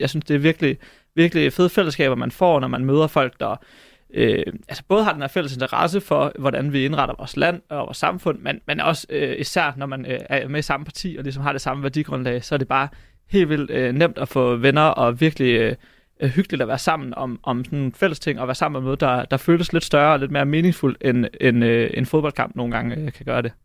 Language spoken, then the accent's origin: Danish; Hobro, North Denmark Region, Denmark; Jeg er fra Hobro